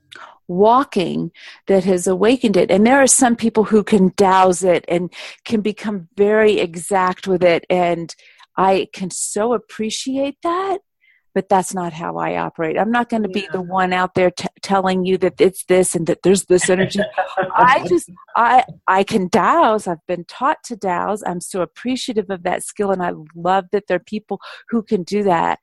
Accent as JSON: {"language": "English", "town": "Cincinnati", "region": "Ohio", "country": "United States", "tie": "born or raised there", "also_born_or_lived": "England", "moved": "yes", "lives_now": "Colorado, United States", "said": "I grew up in Cincinnati, Ohio"}